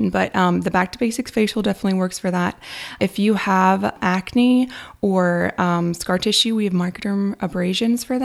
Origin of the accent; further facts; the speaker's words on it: Kansas, United States; also born or lived in Nashville / Los Angeles; now in Kyle, United States; I am a Kansas native, and I've moved from Kansas to Nashville, to LA, and back to here